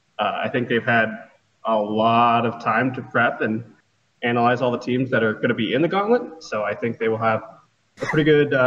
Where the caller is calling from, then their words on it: Columbus, Ohio, United States; Columbus, Ohio.